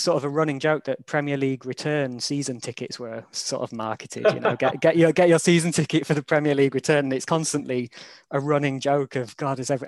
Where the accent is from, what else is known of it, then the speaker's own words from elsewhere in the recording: York, Yorkshire and the Humber, United Kingdom; moved away as an adult; also born or lived in London; now in Sheffield, United Kingdom; I grew up in York and then went to Sheffield for uni and then moved down to London for sort of eight years I lived there.